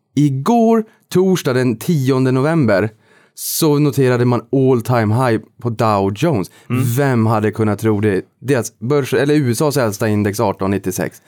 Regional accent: Boden, Norrbotten County, Sweden; now in Stockholm, Sweden; jag kommer från Boden, Norrbotten

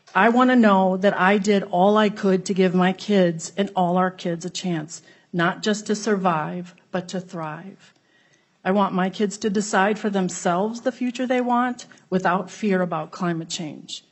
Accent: Bangladesh; now in Minnesota, United States; I was born in Bangladesh

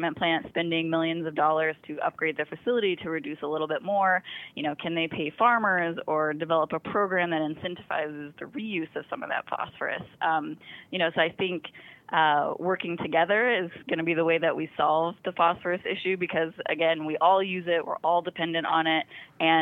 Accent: Arkansas, United States; moved away; also born or lived in Arizona; I'm from Arkansas, and every time I come home to visit

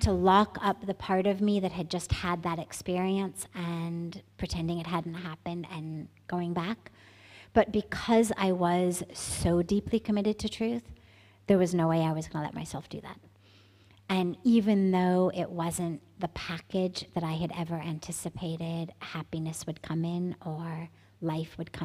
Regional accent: Los Angeles, California, United States; moved away as an adult; also born or lived in San Francisco Bay Area / India; I'm from California. I grew up in Los Angeles, and I lived there till I was 17

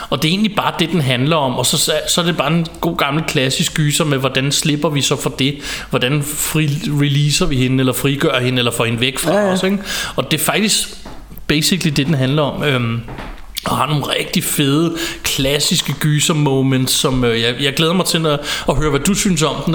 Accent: Copenhagen, Capital Region of Denmark, Denmark; de kunne også bo i København, det, hvor jeg er fra.

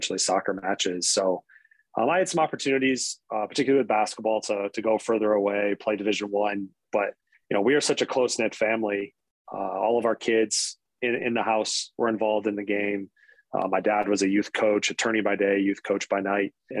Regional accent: Michigan, United States; born and raised in Michigan, I'm a Michigan State fan always

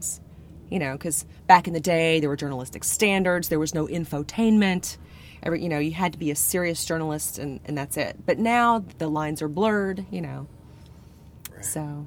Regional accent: the South, United States; we moved back to where all of our family is originally from, which is the South. So I grew up in the Bible Belt in a very small town

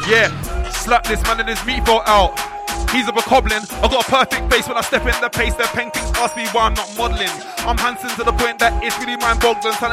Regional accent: London, United Kingdom; I'm from London town specifically, that's north of the river.

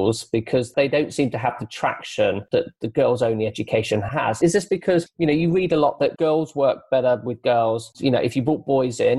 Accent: Croydon, London, United Kingdom; moved away; also born or lived in High Wycombe; I was born in Croydon in May Day

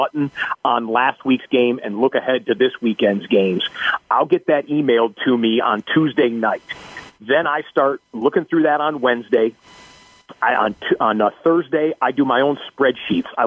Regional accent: Detroit, Michigan, United States; I grew up in the Detroit area

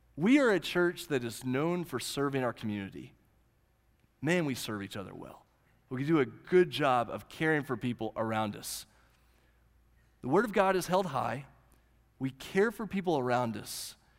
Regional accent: Southwest Oklahoma, United States; the little church I grew up in in Southwest Oklahoma

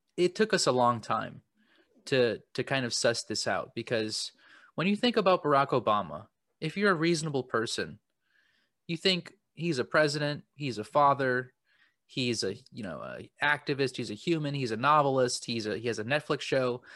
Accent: United States

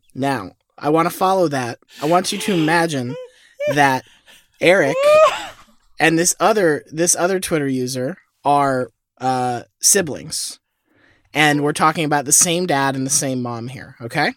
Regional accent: Florida, United States; I was born in Florida

